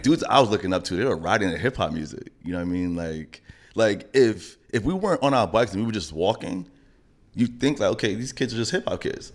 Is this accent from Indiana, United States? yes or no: no; New York City, New York, United States; I grew up in Laurelton